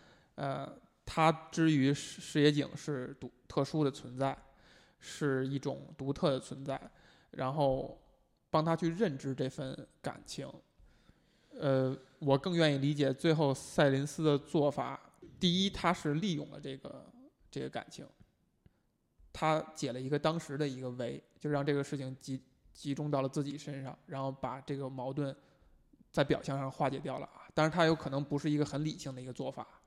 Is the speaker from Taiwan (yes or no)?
no; China; 那如果说这是我们中国人的表达的话